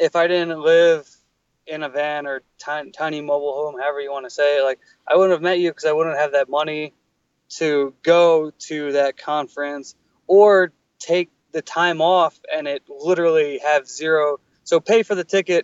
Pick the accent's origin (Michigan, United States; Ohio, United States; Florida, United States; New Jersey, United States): New Jersey, United States; moved away as an adult; also born or lived in California; I grew up in New Jersey forever, whatever, let's call it 26 years